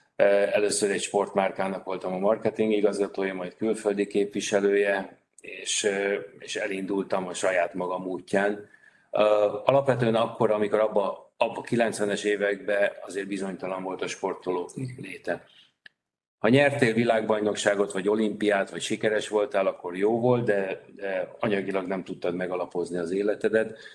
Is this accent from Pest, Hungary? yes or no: yes; Vác, Pest, Hungary; Vácról jöttem, Vácot pedig azért volt sportolási lehetőség